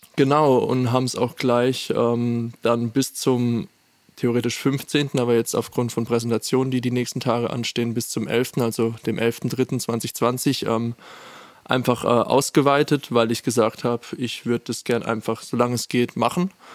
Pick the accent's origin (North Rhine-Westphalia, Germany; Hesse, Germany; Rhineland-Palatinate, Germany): Rhineland-Palatinate, Germany; Landau; moved away as an adult; now in Furtwangen, Germany; ich komme nämlich aus Landau ursprünglich